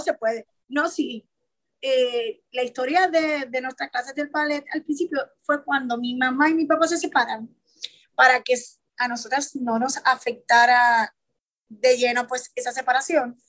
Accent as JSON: {"language": "Spanish", "town": "San Juan", "country": "Puerto Rico", "tie": "born or raised there", "said": "soy nacida y criada en San Juanca, es San Justo, 53"}